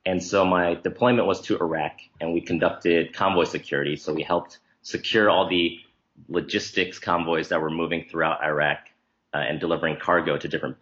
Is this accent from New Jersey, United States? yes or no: yes; New Jersey, United States; also born or lived in Nebraska; My parents are from Taiwan, but I was born in Nebraska and then raised in New Jersey